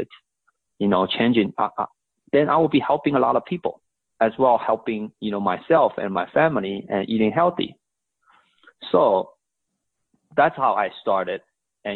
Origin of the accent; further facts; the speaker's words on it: Shanghai, China; also born or lived in Houston, Texas; now in United States; I was born and raised in Shanghai, China, came here as, you know, my mom brought me here, went to college here